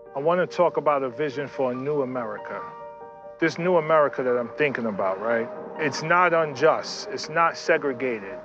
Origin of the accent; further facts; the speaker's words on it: New York City, New York, United States; I was born and raised in New York City